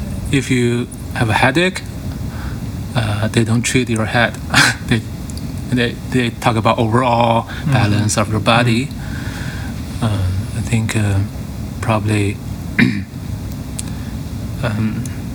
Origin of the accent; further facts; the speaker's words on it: Beijing, China; I grew up in Beijing